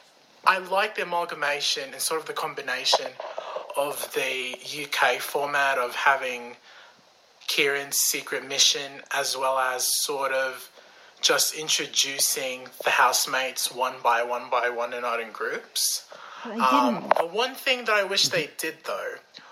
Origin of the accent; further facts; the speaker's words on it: Canada; I'm actually Canadian.